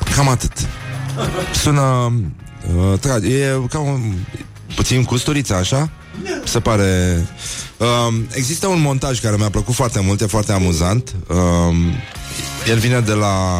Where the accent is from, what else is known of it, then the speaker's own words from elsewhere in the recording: Brăila, Brăila County, Romania; eu sunt din Brăila